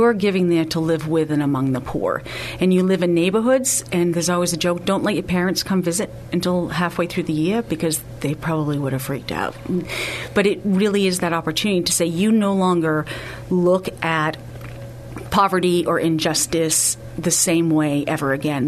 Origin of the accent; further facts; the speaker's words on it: Lynn, Massachusetts, United States; moved away as an adult; also born or lived in New York; now in San Antonio, United States; I am from actually a town called Lynn, Massachusetts